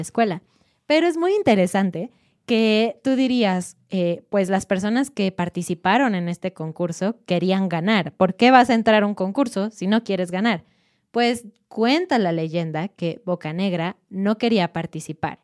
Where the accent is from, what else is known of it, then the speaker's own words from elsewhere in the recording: Mexico; nosotros como mexicanos